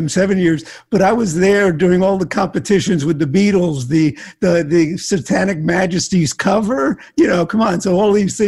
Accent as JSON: {"language": "English", "town": "Miami", "region": "Florida", "country": "United States", "tie": "born or raised there", "also_born_or_lived": "Newark, New Jersey", "said": "I grew up in Miami"}